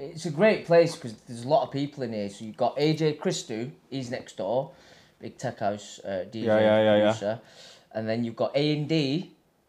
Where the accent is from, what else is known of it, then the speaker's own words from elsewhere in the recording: Leigh, North West England, United Kingdom; also born or lived in Manchester; I'm from Lee, I forget I'm from Lee